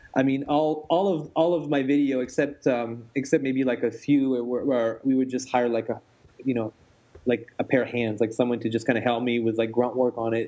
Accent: France; moved away; I grew up in France

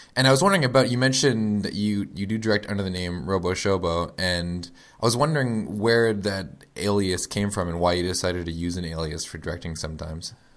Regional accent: Florida, United States; we grew up in Florida, uh, home of Cape Canaveral

